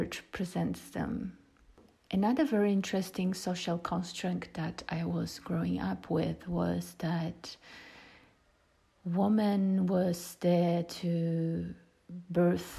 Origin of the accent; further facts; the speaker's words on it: Poland; now in Ibiza, Spain; I was born in Poland when Poland was still a communistic country